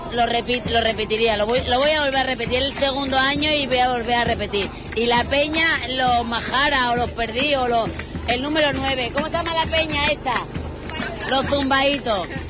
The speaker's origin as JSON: {"language": "Spanish", "town": "Badajoz", "region": "Extremadura", "country": "Spain", "said": "vengo de Badajoz"}